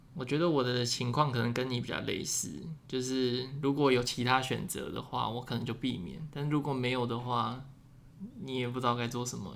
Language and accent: Chinese; Taiwan; moved away as an adult; I'm from Taiwan